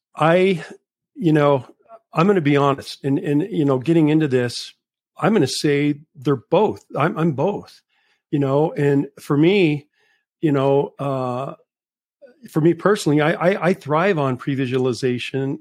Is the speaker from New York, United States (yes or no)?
no; Las Cruces, New Mexico, United States; Las Cruces, New Mexico, and I've lived here my whole life